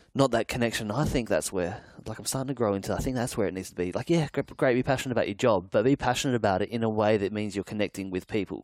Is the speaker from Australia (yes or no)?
yes; Adelaide, South Australia, Australia; now in Sydney, Australia; I grew up in Adelaide and I live in Sydney now